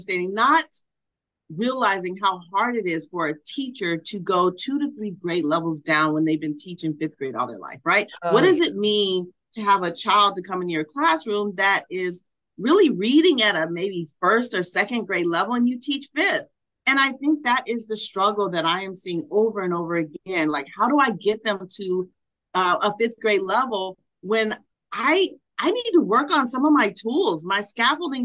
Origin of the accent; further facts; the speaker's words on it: Harvey, Illinois, United States; moved away as an adult; also born or lived in Los Angeles, California / Kentucky; now in Indiana, United States; born and raised in Chicago, moved to LA, started teaching elementary school